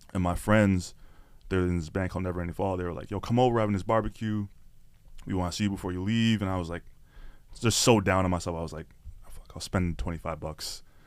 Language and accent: English; Toronto, Ontario, Canada; people don't even know I'm from Scarborough. People don't even know I'm from Toronto